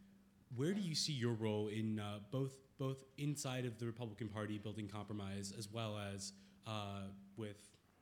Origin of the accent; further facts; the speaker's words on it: Bowling Green, Kentucky, United States; moved away; I'm a sophomore at the college, and I'm from Kentucky. I lived 8 years in Bowling Green.